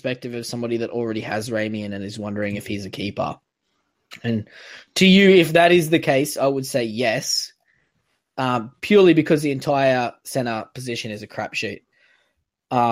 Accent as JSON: {"language": "English", "region": "North Queensland", "country": "Australia", "said": "So I'm from North Queensland"}